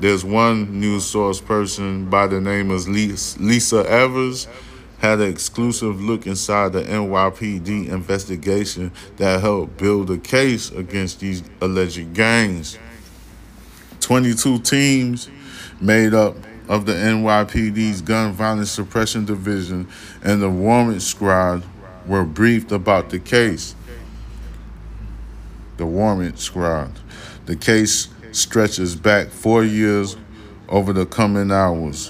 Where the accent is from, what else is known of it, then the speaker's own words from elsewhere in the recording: New York City, New York, United States; I'm from Brooklyn